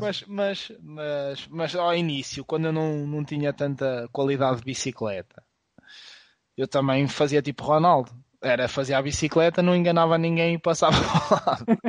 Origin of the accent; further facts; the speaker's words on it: Viseu, Portugal; Mas também nós éramos de, somos do Distrito Viseu